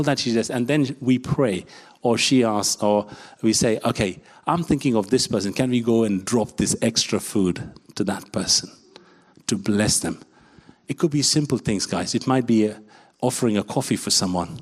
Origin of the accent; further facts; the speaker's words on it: India; I'm an Asian from India